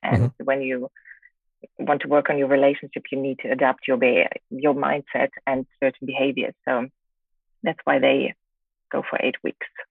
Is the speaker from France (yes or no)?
no; Germany; moved away as an adult; also born or lived in England; now in China; I, grew up in Germany